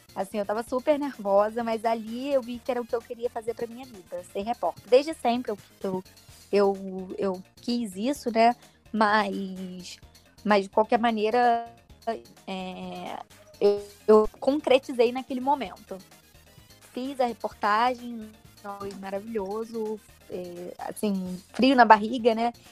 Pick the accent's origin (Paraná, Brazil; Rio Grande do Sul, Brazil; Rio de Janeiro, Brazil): Rio de Janeiro, Brazil; eu tenho 24 anos, sou do Rio de Janeiro.